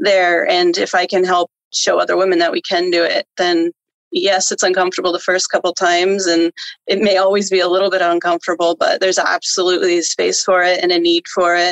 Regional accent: New York, United States; moved away as an adult; also born or lived in Florida; now in California, United States; I'm from New York originally.

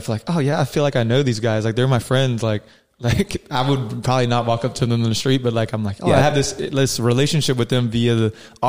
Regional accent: South Carolina, United States; now in San Diego, United States; Aziz Ansari is from South Carolina. He's like from my home state.

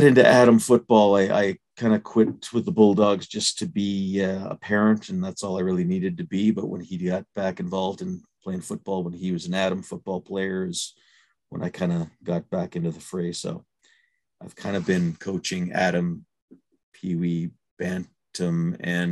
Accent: Thunder Bay, Ontario, Canada; moved away as an adult; I grew up in Thunder Bay, Ontario, lived a little bit in Southern Ontario

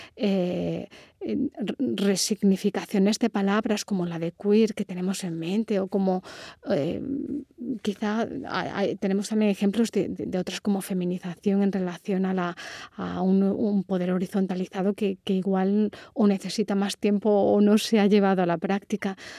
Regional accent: Córdoba, Andalusia, Spain

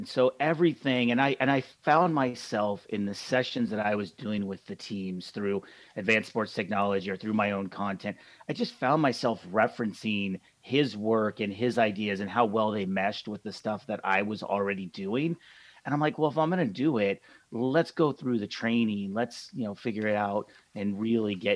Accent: Atascadero, California, United States; I grew up in Central California, a small town that most people haven't heard of. It's called Atascadero

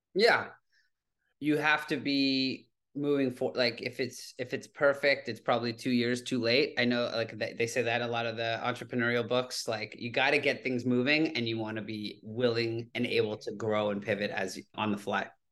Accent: Toronto, Ontario, Canada; moved away as an adult; now in New York City, United States; I grew up in Toronto, Canada

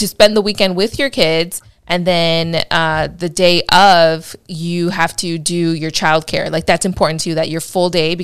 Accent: Chicago, Illinois, United States; now in California, United States; I'm from Chicago, proud Chicagoan still

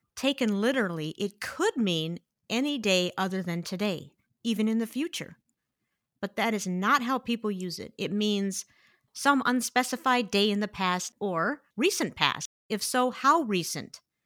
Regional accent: Midwest, United States; I'm a Midwesterner

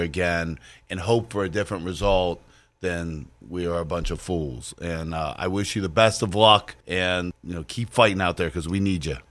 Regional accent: Beaver County, Pittsburgh area, Pennsylvania, United States; also born or lived in Allegheny County, Pennsylvania; I am a lifelong Pittsburgher myself. Uh, I've, I grew up in Beaver County

